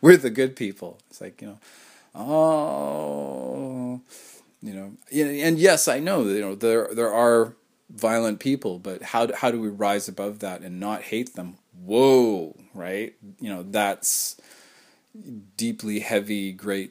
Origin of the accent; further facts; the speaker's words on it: Canada; I am a Canadian